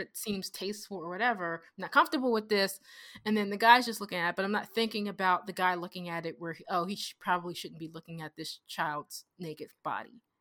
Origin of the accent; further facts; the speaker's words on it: United States; I'm so American